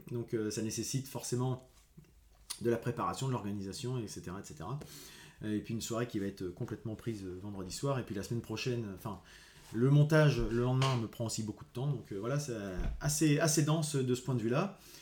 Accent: Rouen, Normandy, France; je suis de Rouen

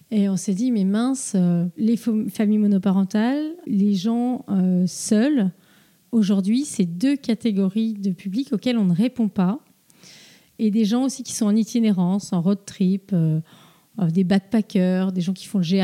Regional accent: Plouguerneau, Brittany, France; also born or lived in Rennes / Paris; On a grandi à Plouguerneau et on est parti pour nos, études à Rennes puis à Paris pour des études d'architecture et d'urbanisme.

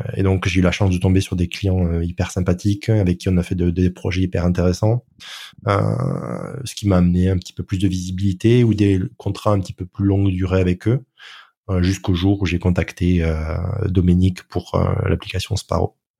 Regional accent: France; je suis français

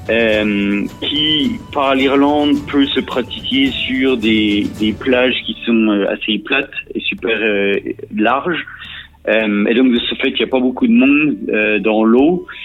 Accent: eastern France, France; moved away as an adult; now in Ireland; je viens de l'Est de la France

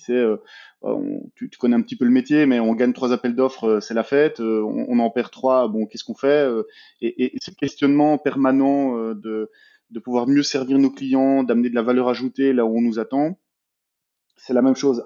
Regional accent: Belgium; moi je suis belge, j'ai 33 ans

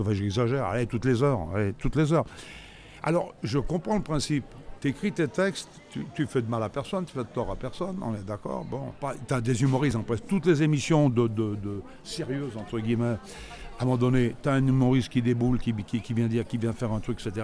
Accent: Grenoble, Auvergne-Rhône-Alpes, France; je suis né à Grenoble

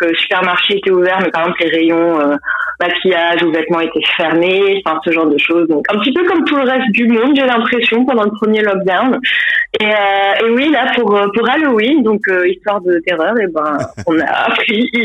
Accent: Colmar, Grand Est, France; moved away as an adult; now in London, United Kingdom; Je viens de Colmar, je vais avoir 31 ans en décembre et ça fait presque 7 ans que j'habite à Londres.

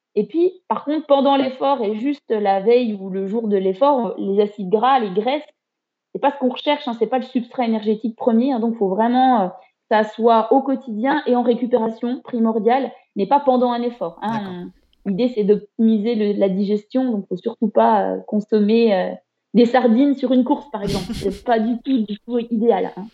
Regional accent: Haut-Doubs, near Morteau, Pontarlier, Bourgogne-Franche-Comté, France; moved away as an adult; now in Besançon, France; je suis originaire du Haut-Doubs, hein, du, du, côté de Morteau, Pontarlier.

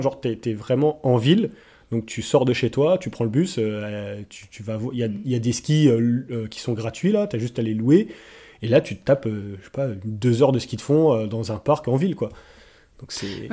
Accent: Nancy, Grand Est, France; moved away as an adult; also born or lived in Gaspésie, Canada; now in Montreal, Canada; En France, j'habitais à Nancy, en Lorraine

